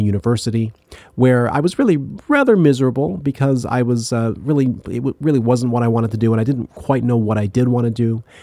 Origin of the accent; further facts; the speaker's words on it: Ottawa, Ontario, Canada; moved away; also born or lived in Indiana; I grew up in Canada, in, in Ottawa